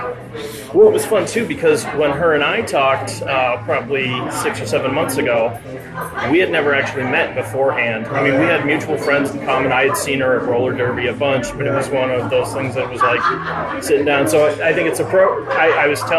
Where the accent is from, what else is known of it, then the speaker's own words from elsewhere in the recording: Gloucester, Massachusetts, United States; born there; also born or lived in Lynn / Newburyport; I was born in Gloucester, lived in Lynn, Newburyport, but we moved around a lot when I was a kid, too.